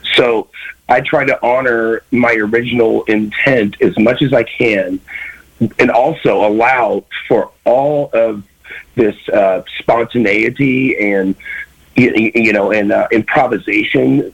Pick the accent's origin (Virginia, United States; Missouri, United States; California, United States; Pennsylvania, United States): Missouri, United States; Kansas City; I grew up in Kansas City, Missouri